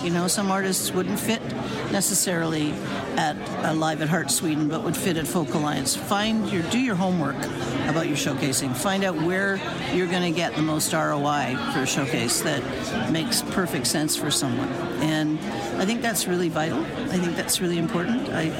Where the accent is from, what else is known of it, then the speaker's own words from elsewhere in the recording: Montreal, Quebec, Canada; moved away as an adult; now in Toronto, Canada; I'm originally from Montreal, moved to Toronto 40 years ago, and as we always joke, we're still from Montreal, always will be.